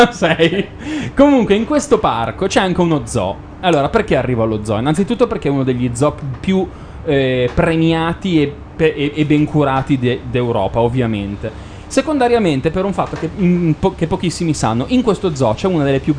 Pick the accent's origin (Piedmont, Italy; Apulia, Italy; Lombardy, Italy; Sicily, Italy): Lombardy, Italy; Milan; siamo di Milano